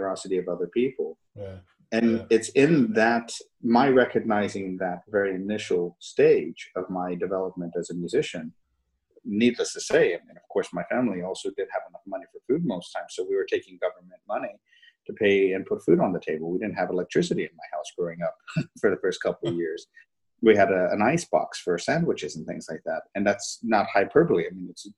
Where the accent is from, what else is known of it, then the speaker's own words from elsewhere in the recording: Fort Worth, Texas, United States; I grew up in Fort Worth, Texas.